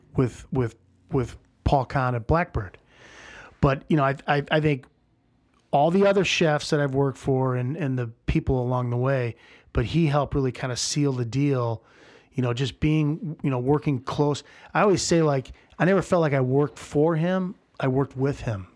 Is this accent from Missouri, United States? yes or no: yes; St. Louis, Missouri, United States; moved away as an adult; also born or lived in New York; now in Chicago, United States; I moved back to St. Louis. Um, this is, you know, in the beginning of 96 and, uh, with, with the intention of staying in St. Louis, it's my hometown